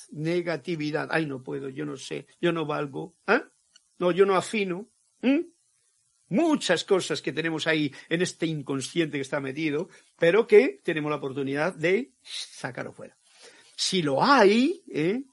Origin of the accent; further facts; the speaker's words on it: Castile, Spain; mi tierra, castellano